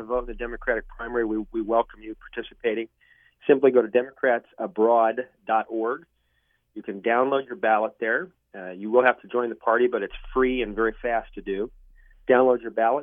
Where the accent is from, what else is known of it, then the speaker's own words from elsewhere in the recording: Ohio, United States; moved away as an adult; also born or lived in Washington, D.C.; now in Canada; keep a lot of contacts in Washington, D.C., where I used to live, and in Ohio, where I was raised.